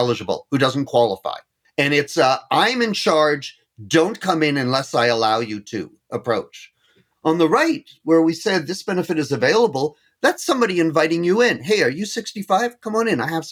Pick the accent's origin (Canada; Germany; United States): Canada; being Canadian